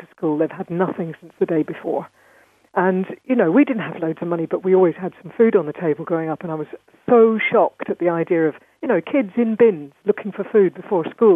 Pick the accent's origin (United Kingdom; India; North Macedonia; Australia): United Kingdom; London; I was raised in London, and so I'm one of these kind of hybrids.